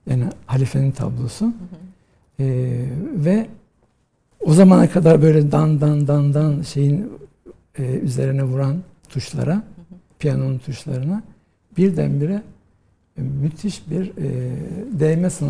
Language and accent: Turkish; Rize, Rize Province, Turkey; ben e, Rize'de doğdum e, 1963 yılında ve e, ilkokulu, ortaokulu, liseyi Rize'de okudum.